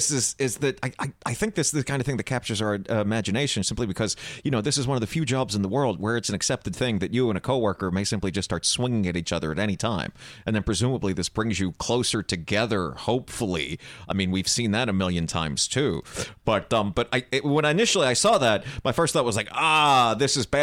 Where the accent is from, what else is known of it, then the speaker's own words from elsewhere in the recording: New Jersey, United States; I I've never been so scared in my life, and I'm from Jersey.